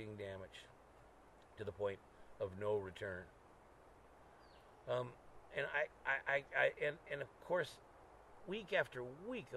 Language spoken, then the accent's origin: English; Sunnyvale, California, United States; born or raised there